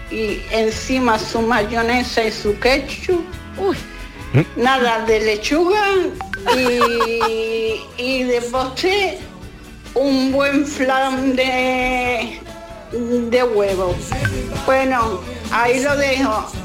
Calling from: Seville, Andalusia, Spain

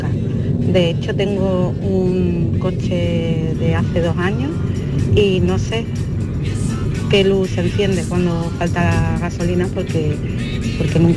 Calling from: Málaga, Andalusia, Spain; Hola, buenos días, soy … de Málaga.

